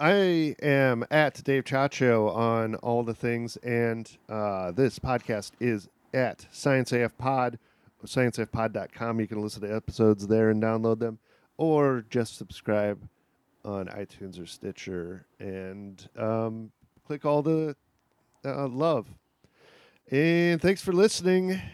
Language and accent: English; Kankakee, Illinois, United States; moved away; Illinois, Kankakee, Illinois, which is a rural town about an hour from Chicago